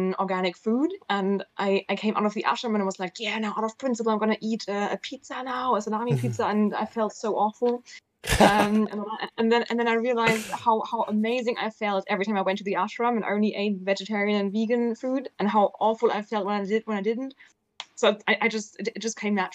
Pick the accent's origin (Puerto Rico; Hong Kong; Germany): Germany; Southern Germany; moved away; I'm from Germany. I'm from the south of Germany originally, where you eat meat all the time.